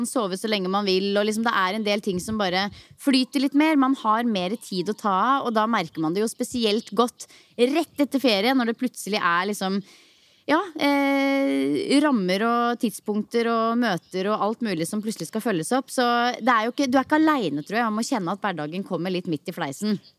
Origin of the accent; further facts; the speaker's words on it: Norway; Heldigvis så er det jo fortsatt sommermåned og varmt i lufta hjemme i Norge også.